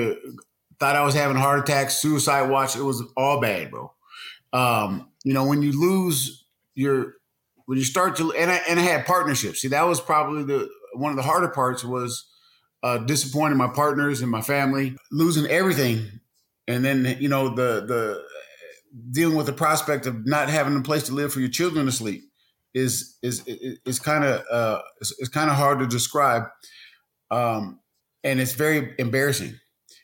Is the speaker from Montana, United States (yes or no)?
no; Seattle, Washington, United States; I'm actually from the Seattle, Washington area.